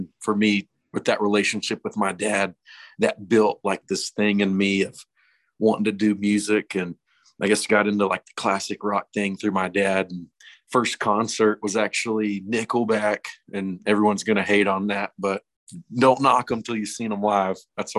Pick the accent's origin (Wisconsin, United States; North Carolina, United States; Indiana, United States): North Carolina, United States; Boone; my senior year at Watauga High School in Boone